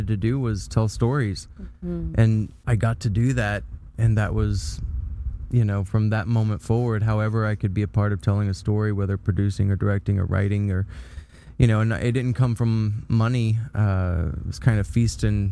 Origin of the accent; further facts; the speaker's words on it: Paris, Texas, United States; Northeast Texas, okay. Paris, Texas